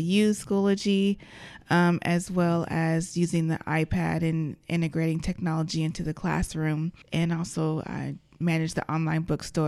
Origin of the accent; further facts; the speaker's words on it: Vallejo, California, United States; also born or lived in Misawa, Japan; So I was born in Vallejo, California. And from age 4 to 8, my dad was stationed to Misawa Air Force Base in Japan. So my dad's in the Air Force. So we lived there for a while and then moved back to Vallejo.